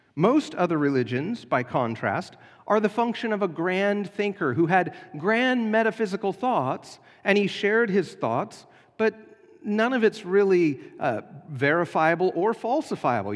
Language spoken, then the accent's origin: English; United States; as American Christians